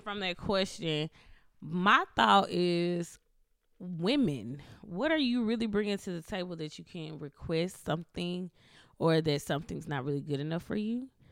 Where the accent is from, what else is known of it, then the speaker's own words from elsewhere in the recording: Mississippi, United States; I'm from Mississippi, so being from Mississippi and growing up r, with my grandparents